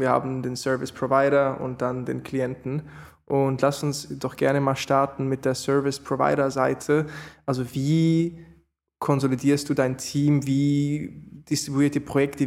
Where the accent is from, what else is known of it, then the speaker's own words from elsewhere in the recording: Switzerland; bei mir als Schweizer